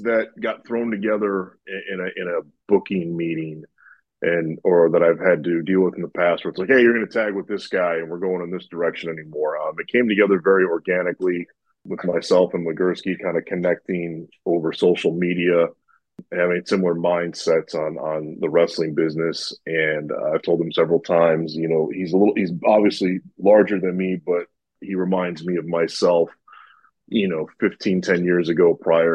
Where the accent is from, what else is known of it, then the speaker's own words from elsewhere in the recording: Chicago, Illinois, United States; moved away as an adult; I'm from the Chicagoland area. I don't reside there anymore, at least for the last several years I haven't